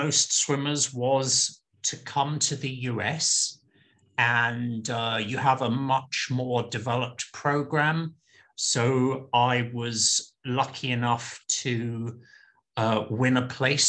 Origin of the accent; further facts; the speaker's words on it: London, United Kingdom; now in Portland, United States; My mother was Italian, my father is British, and I grew up in London